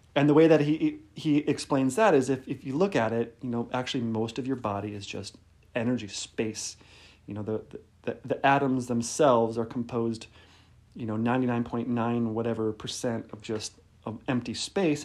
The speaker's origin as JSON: {"language": "English", "town": "Detroit", "region": "Michigan", "country": "United States", "said": "I'm from Detroit, so it's kind of like a Midwestern connection there"}